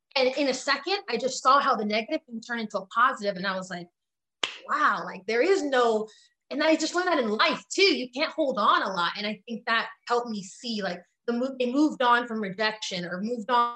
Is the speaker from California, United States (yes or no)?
yes; Richmond, California, United States; also born or lived in Piedmont, California; I came from Richmond, California, you know, and then we went to Piedmont.